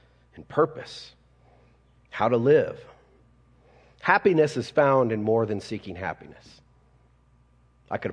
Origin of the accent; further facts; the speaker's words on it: Colorado, United States; me being a Colorado kid, anybody born and raised in Colorado besides me?